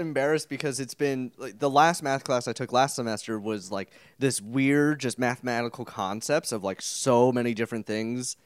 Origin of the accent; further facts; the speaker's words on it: El Dorado Hills, California, United States; my hometown of fabulous El Dorado Hills